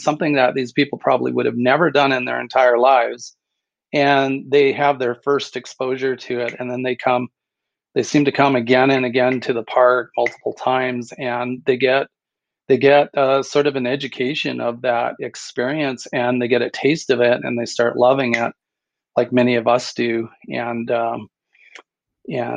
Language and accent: English; Port Dover, Ontario, Canada; moved away; I grew up near Toronto, Canada, a little fishing and beach village called Port Dover